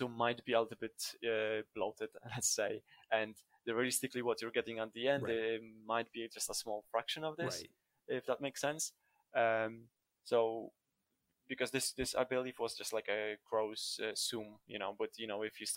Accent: Poland; moved away; I'm originally from Poland, and Poland is the Slavic country

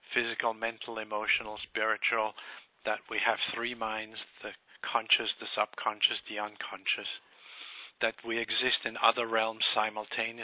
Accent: Switzerland; moved away as an adult; also born or lived in Bermuda / Bahamas; I was born in Switzerland by some very, very conservative and scientific parents

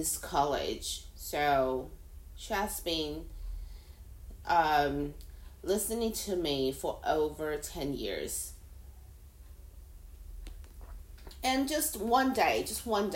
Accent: Taiwan; first language Mandarin; English is a second language; now in Hong Kong; I am a Taiwanese living in Hong Kong.

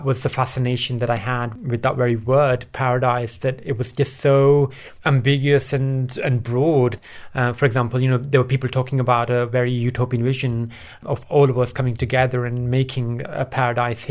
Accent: Bradford, Yorkshire and the Humber, United Kingdom; English is a second language; also born or lived in Pakistan; I grew up in Yorkshire. So I was born in Pakistan. I moved to Bradford at the age of 8

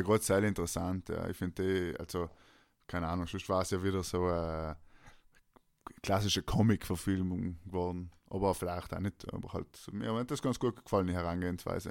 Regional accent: South Tyrol, Trentino-Alto Adige, Italy; now in Vienna, Austria; ist Tanzen natürlich unser Ding als Südtiroler

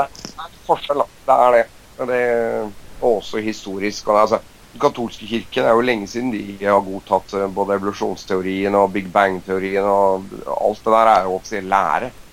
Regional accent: Norway; vi er nordmenn

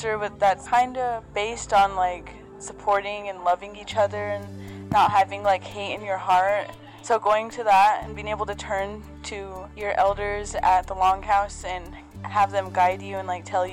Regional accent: Warm Springs, Oregon, United States; I'm a senior at the Madras High School in Madras, and I'm from the Warm Springs Reservation in Oregon

